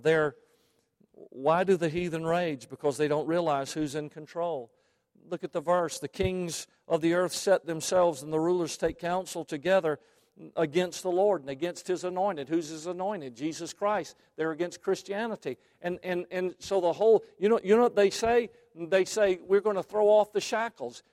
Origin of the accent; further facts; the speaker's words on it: Savannah, Georgia, United States; I come from Savannah, Georgia, where there was a slave trading post there